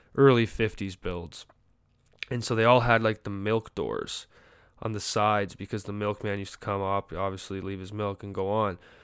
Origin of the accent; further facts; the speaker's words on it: Canada; now in United States; As a Canadian